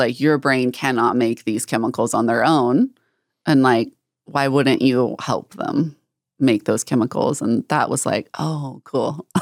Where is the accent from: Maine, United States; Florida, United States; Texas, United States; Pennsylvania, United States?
Texas, United States; North; growing up in North Texas, there's, um, I'm really close to the border of Oklahoma